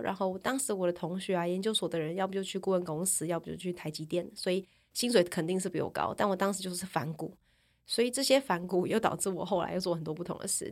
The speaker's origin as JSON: {"language": "Chinese", "region": "Taichung", "country": "Taiwan", "also_born_or_lived": "Taipei", "moved": "as an adult", "said": "我是个台中人"}